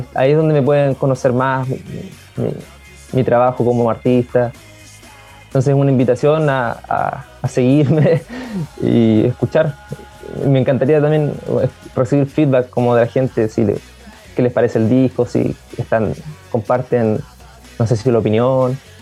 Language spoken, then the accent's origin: Spanish; Concepción, Biobío, Chile; tengo 24 años soy de acá, de Conce